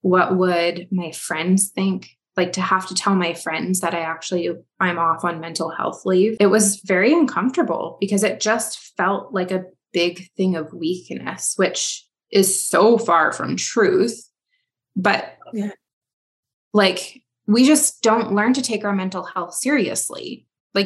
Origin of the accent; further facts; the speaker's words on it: Canada; I am a Canadian